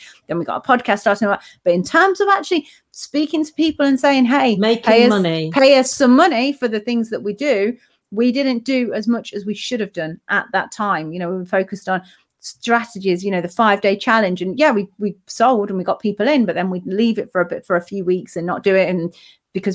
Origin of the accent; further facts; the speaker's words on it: United Kingdom; UK, it's my hometown, but you know, it's where I'm originally from